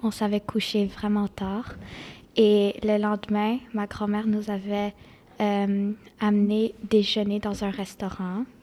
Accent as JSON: {"language": "French", "region": "Quebec", "country": "Canada", "tie": "born or raised there", "said": "je suis née au Québec. Je parle deux langues et je vis à Dédéo"}